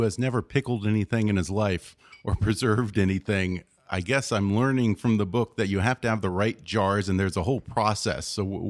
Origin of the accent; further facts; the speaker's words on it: Texas, United States; I'm from Texas.